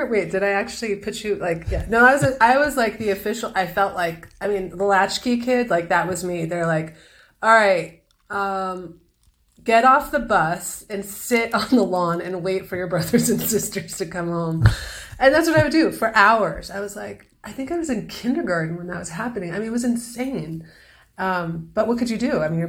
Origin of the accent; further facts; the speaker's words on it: Los Angeles, California, United States; moved away as an adult; also born or lived in Lake Tahoe, California / New York; now in Santa Fe, United States; I was born in Los Angeles. That's where you were born. Yeah, and I lived there until I was 13, 14. And then my mom moved up north by Lake Tahoe.